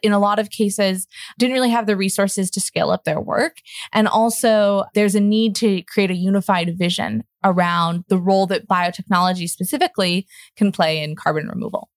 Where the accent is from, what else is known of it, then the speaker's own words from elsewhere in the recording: Seattle, Washington, United States; I grew up in Seattle, Washington, just around a lot of Douglas fir all the time